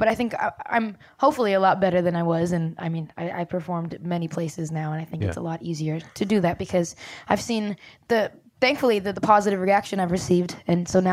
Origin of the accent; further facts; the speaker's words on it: Brampton, Ontario, Canada; I'm from Brampton, Ontario, Canada